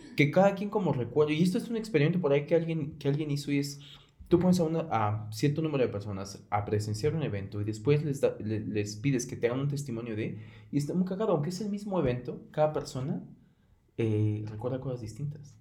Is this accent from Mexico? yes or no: yes; Mexico; como mexicanos